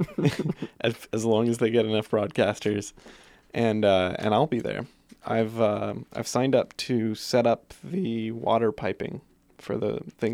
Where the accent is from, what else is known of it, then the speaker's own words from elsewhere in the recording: Guelph, Ontario, Canada; I was from Guelph, Ontario